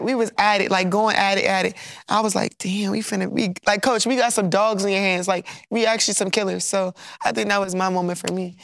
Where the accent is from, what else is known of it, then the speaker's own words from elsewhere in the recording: Baltimore, Maryland, United States; moved away as an adult; now in Louisiana, United States; I'm from Baltimore